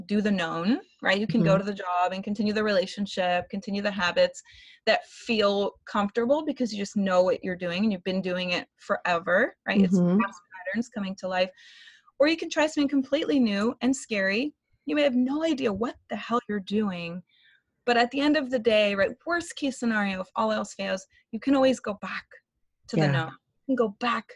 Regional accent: Florida, United States; moved away as an adult; born and raised in Florida, which I actually just relocated back a month ago.

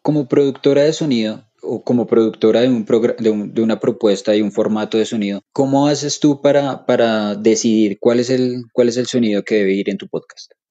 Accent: Colombia; nosotros como colombianos

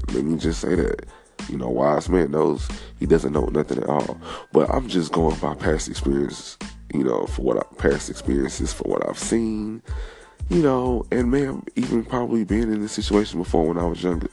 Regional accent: Texas, United States; also born or lived in Beaumont, Texas / Houston, Texas; I'm from Texas. Beaumont stand up, H-Town stand up.

